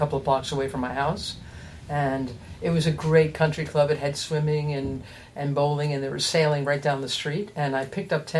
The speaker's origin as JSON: {"language": "English", "region": "New York", "country": "United States", "said": "I'm from New York"}